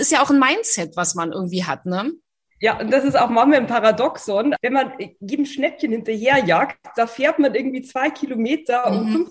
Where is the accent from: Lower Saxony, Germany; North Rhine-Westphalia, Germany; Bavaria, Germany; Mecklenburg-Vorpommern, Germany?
Bavaria, Germany; accent: Bavarian; und hatte dann auch noch meinen bayerischen Akzent und die sprachen alle perfektes Hochdeutsch.